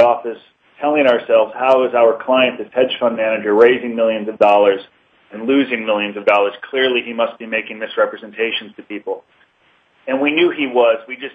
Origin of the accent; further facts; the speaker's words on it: Los Angeles, California, United States; I grew up in Encino, California, and had good parents